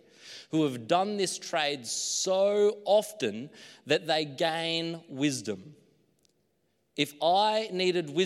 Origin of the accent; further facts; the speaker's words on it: Queensland, Australia; now in New South Wales, Australia; my hometown in Queensland